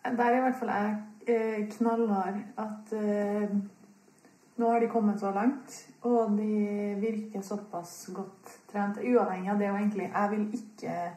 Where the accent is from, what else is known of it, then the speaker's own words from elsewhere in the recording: Trondheim, Trøndelag, Norway; du hører jo at jeg kommer fra Trondheim